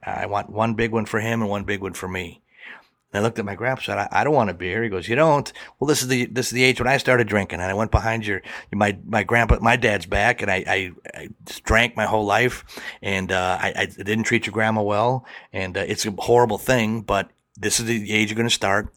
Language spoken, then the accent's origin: English; Milwaukee, Wisconsin, United States; I grew up in Milwaukee, which is about ninety miles from Chicago